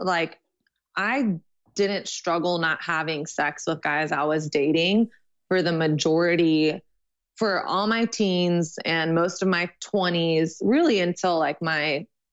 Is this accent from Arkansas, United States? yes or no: no; Texas, United States; moved away as an adult; now in New York, United States; I'm from Texas and I went to a thing at my youth group when I was 17